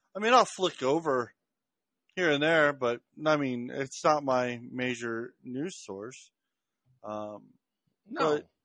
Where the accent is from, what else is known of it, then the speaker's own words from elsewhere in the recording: Washington, District of Columbia, United States; I grew up in Washington D.C., so I grew up around everything.